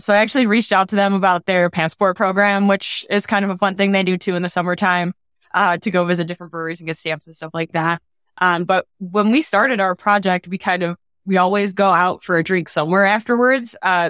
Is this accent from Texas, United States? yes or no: no; Chicago, Illinois, United States; So we went to Northside College Prep together in the city, both born and raised in Chicago.